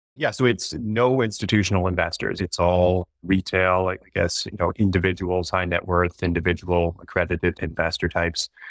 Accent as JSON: {"language": "English", "town": "Toronto", "region": "Ontario", "country": "Canada", "also_born_or_lived": "Nova Scotia", "said": "I'm from Toronto originally."}